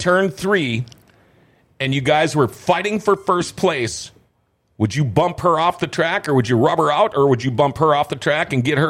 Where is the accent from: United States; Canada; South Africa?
United States; Thief River Falls, Minnesota; I'm from Thief River.